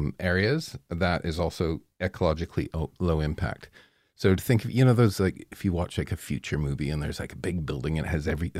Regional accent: Strathroy, Ontario, Canada; Well, I'm from near there. It's just, I'm from Strathroy.

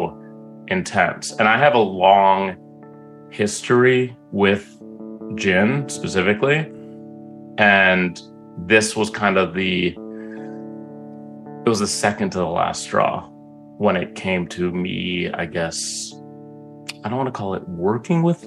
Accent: Egypt; in Egypt, I was born in Egypt

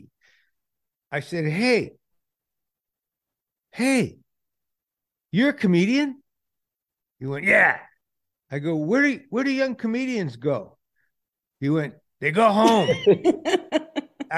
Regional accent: Detroit, Michigan, United States; moved away as an adult; also born or lived in Los Angeles; I'm from Detroit

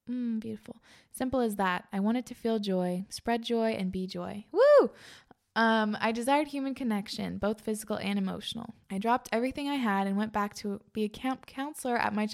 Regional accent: East Coast, United States; I grew up on the East Coast.

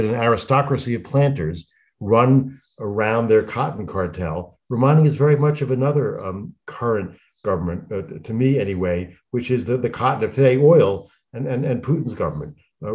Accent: Massachusetts, United States; my home state of Massachusetts

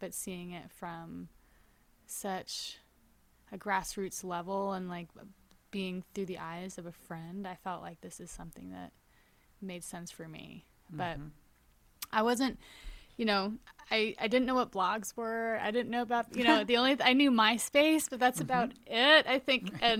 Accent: New York, United States; that like my schedule started feeling really crazy for being a New Yorker

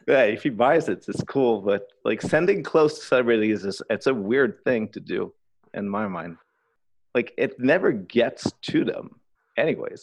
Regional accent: Quebec City, Quebec, Canada; also born or lived in Inverness, Quebec; the factory in my hometown in Quebec City

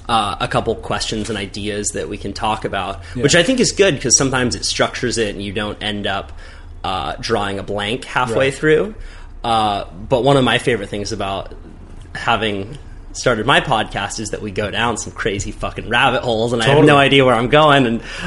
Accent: Santa Cruz, California, United States; Growing up in Santa Cruz, I was never a hunter, so I had all of my preconceived, uneducated ideas about what hunters are, right?

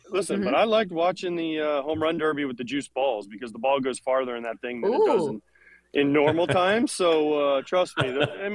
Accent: Florida, United States; Well, I grew up in Florida, so you guys have to understand that we played year-round when I was in high school.

